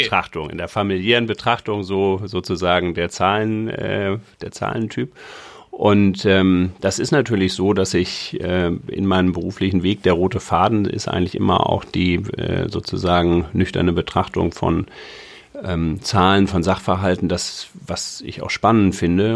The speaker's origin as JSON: {"language": "German", "region": "Hamburg", "country": "Germany", "said": "bin Hamburger"}